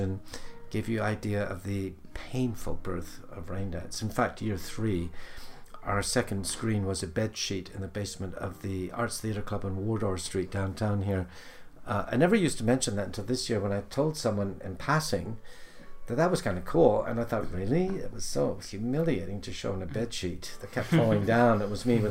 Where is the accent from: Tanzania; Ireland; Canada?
Canada; outside Toronto, Ontario; moved away as an adult; now in London, United Kingdom; I'm Canadian. I grew up on a farm outside Toronto.